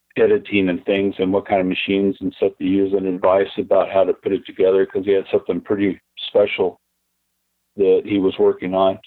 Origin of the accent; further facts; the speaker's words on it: Texas, United States; moved away as an adult; I grew up in Texas